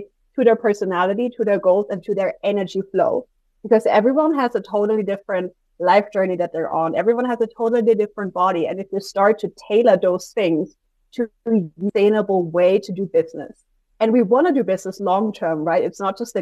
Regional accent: Austria; I'm from Austria

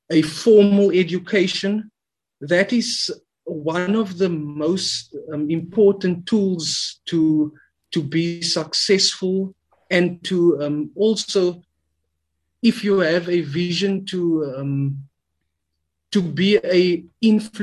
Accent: Cape Town, Western Cape, South Africa; I was born and raised in the Cape Flats

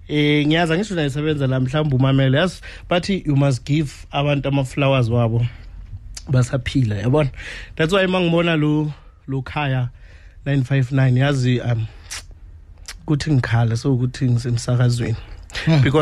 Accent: Bushbuckridge, Mpumalanga, South Africa; also born or lived in Witbank / Ermelo; now in Hammanskraal, South Africa; ngokuzalwa ngizalelwe eh, emkhuhle Bushbuck Ridge and then ngahlala nyane eWitbank ngahlala nyane eMelo manje ngiseHammanskraal kami.

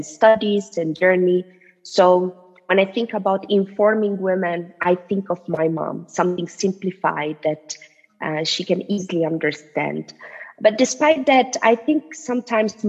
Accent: Italy; I'm Tunisian, but I was born and raised in Italy

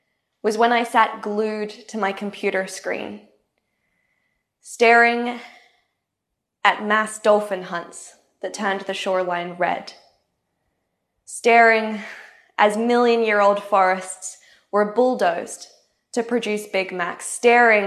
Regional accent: tropical North Queensland, Australia; I grew up in Australia's tropical North Queensland

